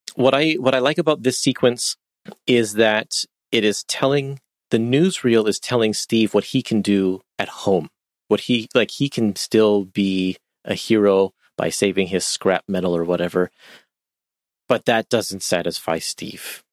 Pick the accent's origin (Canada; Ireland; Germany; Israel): Canada; I'm Canadian